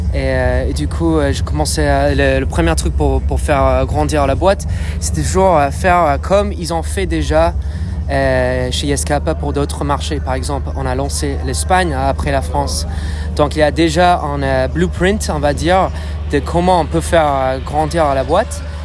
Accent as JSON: {"language": "French", "town": "Dublin", "region": "Leinster", "country": "Ireland", "accent": "British", "second_language": "French", "moved": "yes", "said": "je viens d'Irlande à la base, de Dublin"}